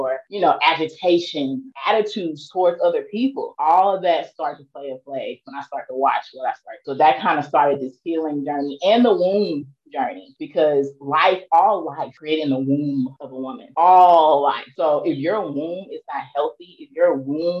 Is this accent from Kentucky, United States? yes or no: no; East St. Louis, Illinois, United States; moved away as an adult; I'm from East St. Louis, Illinois